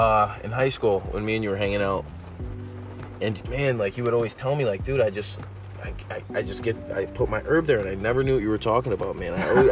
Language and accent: English; United States; I'm from the States, obviously